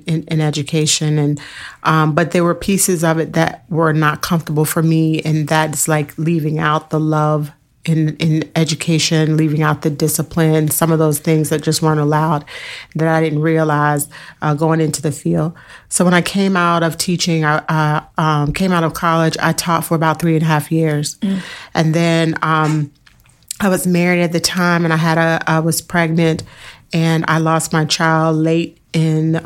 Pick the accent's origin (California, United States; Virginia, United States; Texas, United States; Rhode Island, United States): Virginia, United States; Fairfax County; also born or lived in Richmond, Virginia; I grew up in Fairfax County public school system